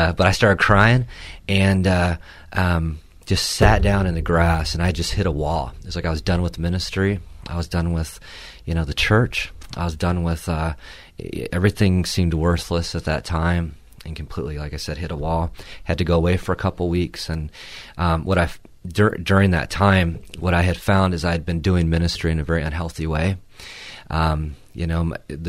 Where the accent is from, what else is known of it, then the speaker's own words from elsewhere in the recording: Port Huron, Michigan, United States; where I grew up in Port Huron